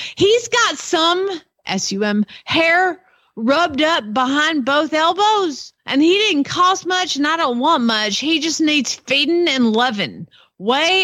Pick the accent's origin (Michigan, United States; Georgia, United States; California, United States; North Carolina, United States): Georgia, United States; I'm from Georgia.